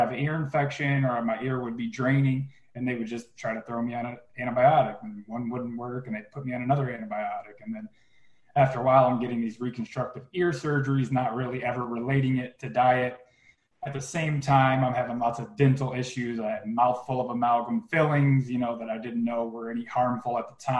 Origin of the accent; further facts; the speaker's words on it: Flint, Michigan, United States; I was born in Flint, Michigan